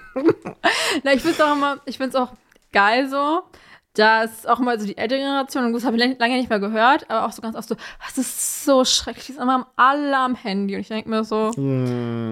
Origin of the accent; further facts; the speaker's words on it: Germany; ja, Germany